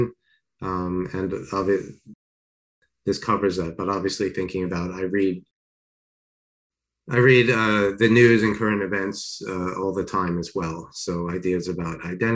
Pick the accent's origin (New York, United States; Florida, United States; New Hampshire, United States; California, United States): New York, United States; Long Island; also born or lived in Queens, New York; I was born in Queens, grew up in Long Island